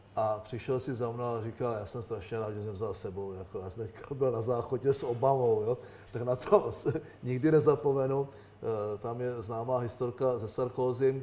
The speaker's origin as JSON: {"language": "Czech", "country": "Czechia", "said": "my jako Češi"}